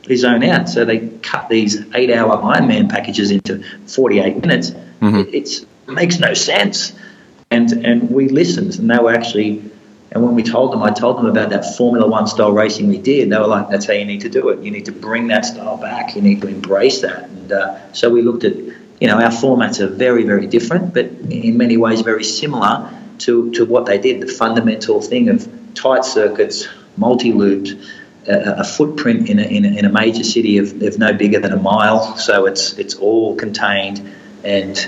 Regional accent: Australia; now in Singapore; I grew up in Australia

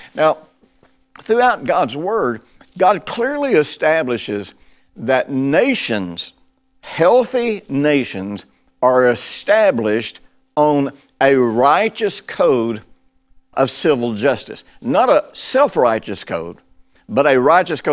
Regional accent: United States; I'm broadcasting this from the United States

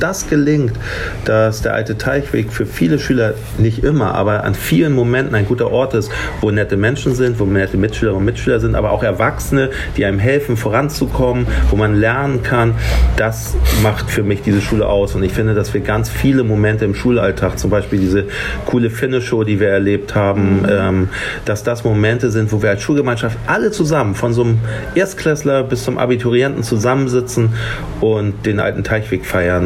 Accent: Hamburg, Germany; ich komme aus Barmbek

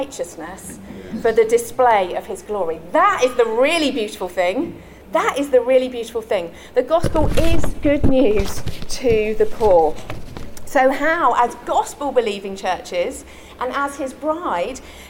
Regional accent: London, United Kingdom; also born or lived in Tower Hamlets, East London; I was born and raised in London. And when I was 6 years old, I moved to East London.

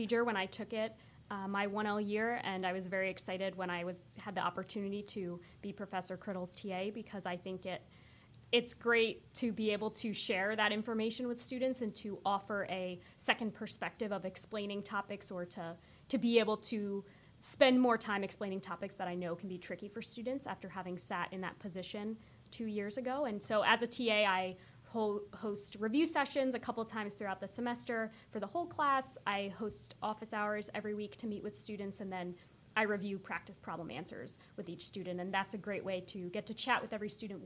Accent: New Jersey, United States; moved away as an adult; also born or lived in Delaware / Madrid; now in Williamsburg, Virginia, United States; I'm originally from the great state of New Jersey

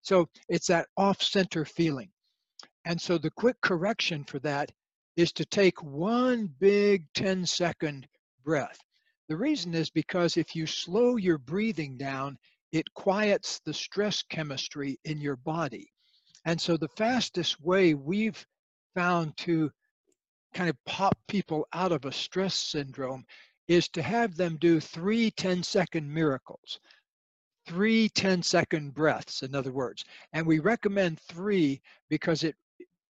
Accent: Florida, United States; I grew up in Florida

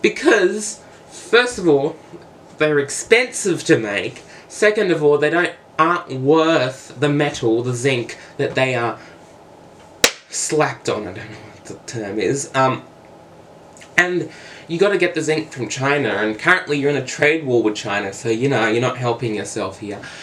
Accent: Australia; I am from Australia

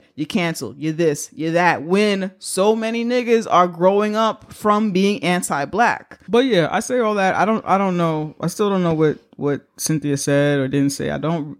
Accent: New York City, New York, United States; We grew up in the Bronx

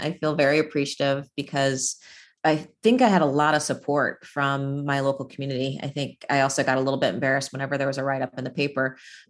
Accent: Virginia, United States; I was fortunate in growing up in an area wher

